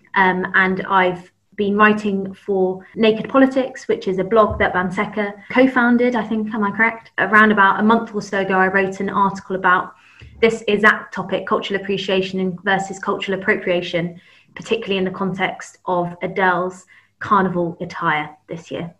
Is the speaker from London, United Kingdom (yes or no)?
yes; London, United Kingdom; also born or lived in Camberwell/Peckham, London; I grew up in London, but Southwest London um, kind of Teddington, Twickenham, Kingston area